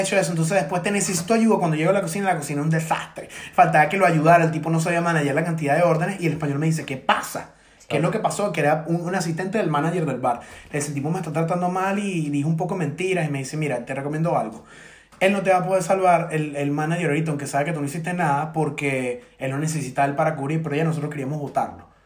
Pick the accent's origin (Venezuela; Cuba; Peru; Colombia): Venezuela; moved away as an adult; also born or lived in Ireland; now in London, United Kingdom; uno desde acá como venezolano está, está aguantando prácticamente con otro alquiler la familia en Venezuela